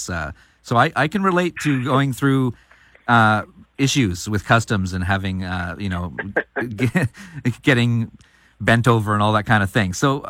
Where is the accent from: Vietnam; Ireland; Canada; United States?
Canada; also born or lived in Victoria, Canada; I'm Canadian